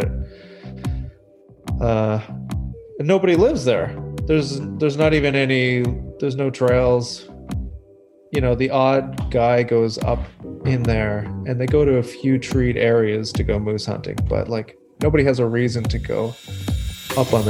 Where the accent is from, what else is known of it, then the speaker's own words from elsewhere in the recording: Saint John, New Brunswick, Canada; also born or lived in Halifax, Nova Scotia / Newfoundland; now in Moncton, Canada; I'm actually in Moncton. I'm from St. John.